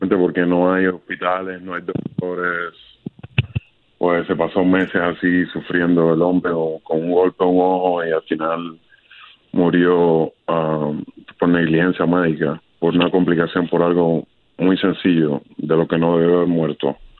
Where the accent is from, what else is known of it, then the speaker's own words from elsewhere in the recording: Cuba; now in Miami, United States; mi niñez en Cuba